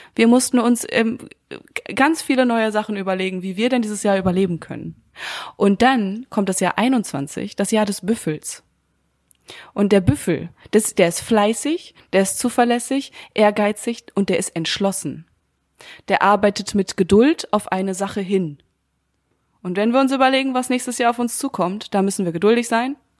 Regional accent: Münster, North Rhine-Westphalia, Germany; moved away; Ich bin ja so viel behüteter aufgewachsen im kleinen süßen Münster

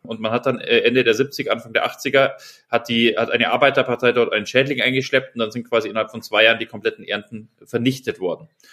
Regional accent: Germany; wir merken das ja auch als Deutsche

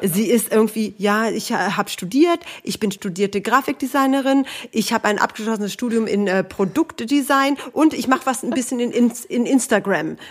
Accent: Hanover, Lower Saxony, Germany; Ich bin auch aus Hannover

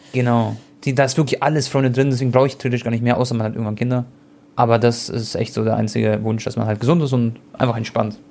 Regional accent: Germany; ich bin Deutscher, Deutsch-Kroate

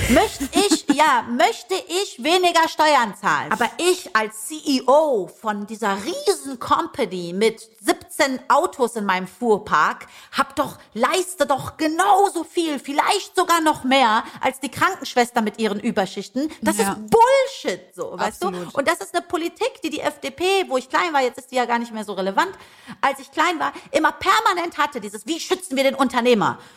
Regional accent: Leipzig, Saxony, Germany; born or raised there

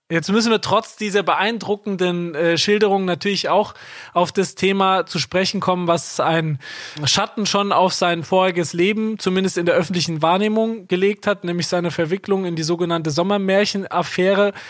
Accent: Kaiserslautern, Rhineland-Palatinate, Germany; ich bin in Kaiserslautern aufgewachsen, der kleinsten Gastgeberstadt.

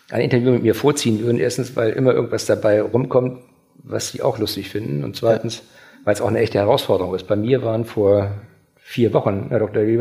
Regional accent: Schleswig-Holstein, Germany; wir, wir sind aus Schleswig-Holstein auch gewöhnt, aufstrebende Vereine zu fördern.

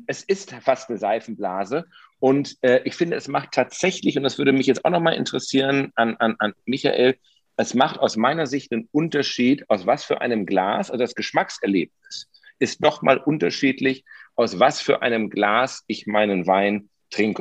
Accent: Potsdam, Brandenburg, Germany; Das frage ich jetzt als Potsdamer

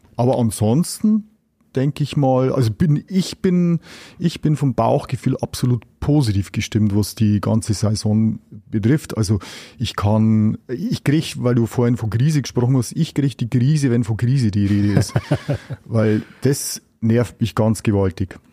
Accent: Germany; bei uns in Deutschland

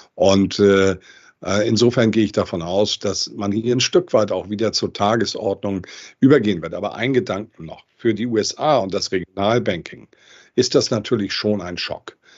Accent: Hamburg, Germany; Ich bin Hamburger Junge, deutscher Nation, europäischer Prägung und Weltbürger

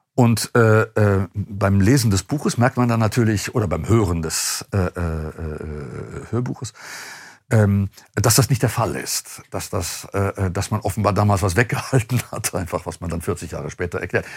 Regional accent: Duisburg, North Rhine-Westphalia, Germany; ich komme aus Duisburg

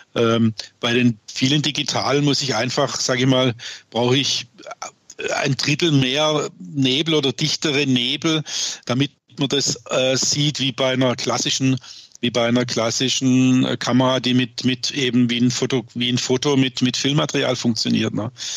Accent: Swabia, Baden-Württemberg, Germany; accent: Swabian; bin ich auch, was man sicherlich hört, gebürtiger Schwabe

